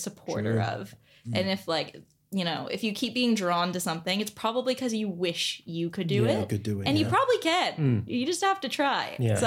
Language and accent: English; Canada; moved away as an adult; now in Australia